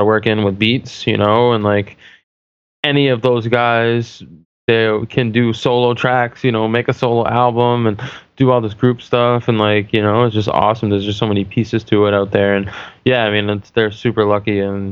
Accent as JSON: {"language": "English", "region": "New Hampshire", "country": "United States", "said": "I'm from New Hampshire."}